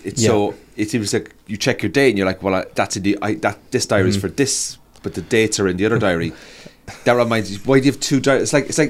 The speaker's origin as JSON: {"language": "English", "town": "Cork", "region": "Munster", "country": "Ireland", "said": "And I'm from Cork."}